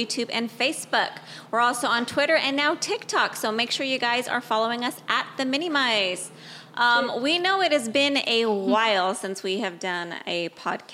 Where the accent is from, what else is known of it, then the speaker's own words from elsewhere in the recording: Bay Area, California, United States; I was born and raised in the Bay Area